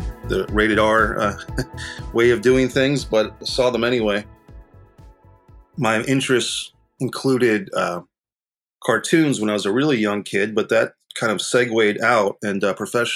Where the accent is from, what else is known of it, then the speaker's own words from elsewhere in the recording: Arlington, Virginia, United States; also born or lived in Rhode Island; I spent my childhood going back and forth between Northern Virginia for elementary school, middle school, and high school